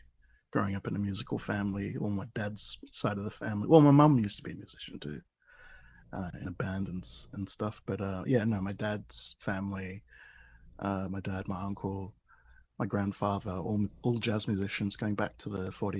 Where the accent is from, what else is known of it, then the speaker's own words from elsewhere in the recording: Davidson, New South Wales, Australia; also born or lived in London, United Kingdom; I was born in London, but I grew up in Australia, sort of the lower north shore of Sydney, a place called Davidson, which is Garigal country there for the traditional landowners. Yeah, so I kind of grew up in the middle of a national park.